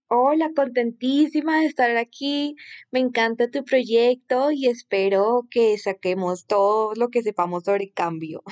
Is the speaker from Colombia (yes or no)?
yes; Colombia; Soy colombiana